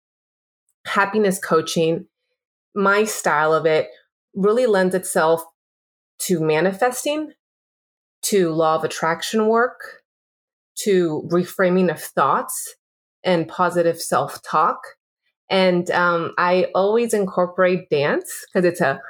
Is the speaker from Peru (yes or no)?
yes; Peru; I'm from Peru